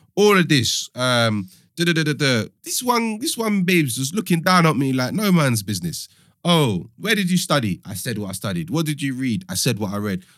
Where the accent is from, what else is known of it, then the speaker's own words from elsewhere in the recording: London, United Kingdom; also born or lived in Cambridge; I'm one of few people that was, was born and raised in London.